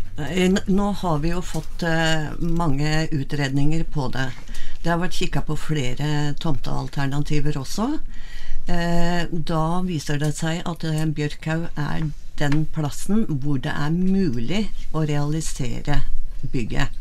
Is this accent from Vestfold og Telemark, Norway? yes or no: yes; Miland, Vestfold og Telemark, Norway; Jeg er fra Milan